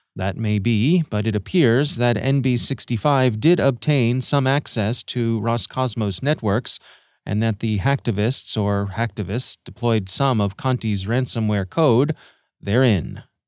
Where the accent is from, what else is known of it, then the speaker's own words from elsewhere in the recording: Maryland, United States; here in our home state of Maryland, uh, my home state